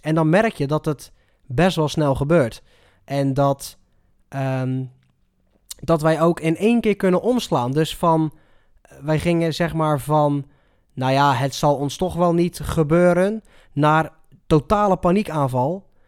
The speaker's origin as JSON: {"language": "Dutch", "country": "Netherlands", "said": "hoe wij als Nederlander omgaan met, met zo'n crisis"}